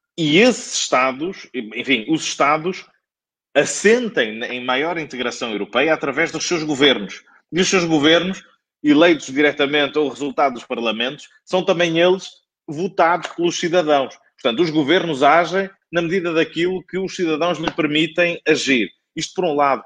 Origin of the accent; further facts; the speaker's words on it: Penafiel, Norte, Portugal; moved away; minha terra de sempre, que é Penafiel